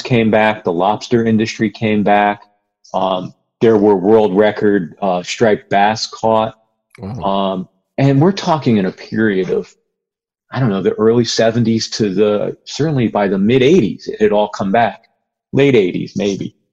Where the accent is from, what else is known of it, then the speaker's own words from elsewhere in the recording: Connecticut, United States; when I was a kid, I grew up in Connecticut